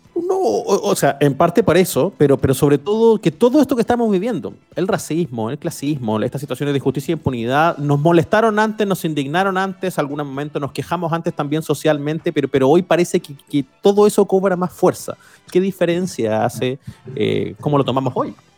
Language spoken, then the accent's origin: Spanish; Chile